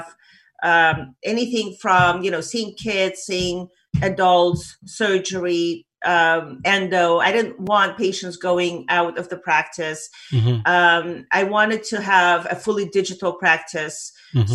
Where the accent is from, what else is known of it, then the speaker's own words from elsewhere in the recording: Saint Petersburg, Russia; now in United States; I was born in Leningrad, Soviet Union